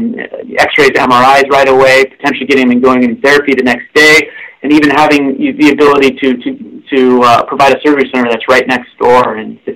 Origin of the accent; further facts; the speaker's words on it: Seattle, Washington, United States; moved away as an adult; also born or lived in Oregon / Detroit; now in Bay Area, United States; I'm originally from the Northwest, Pacific Northwest, Seattle area